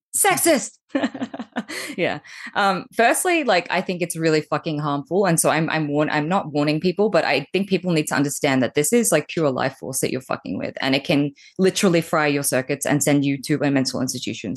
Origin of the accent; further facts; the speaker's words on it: Australia; accent: Australian; moved away as an adult; now in Bali, Indonesia; as you can tell by my really cute accent, I'm Australian, and I've been here visiting my folks